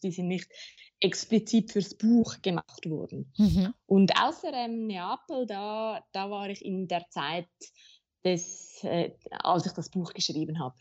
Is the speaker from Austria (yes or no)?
no; Zurich, Switzerland; Ich bin in Zürich geboren und aufgewachsen und ähm, ich lebe auch heute noch hier